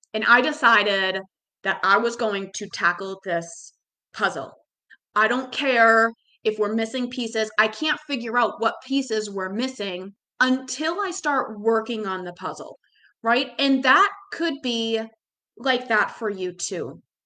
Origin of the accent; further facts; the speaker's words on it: Boston, Massachusetts, United States; growing up in Boston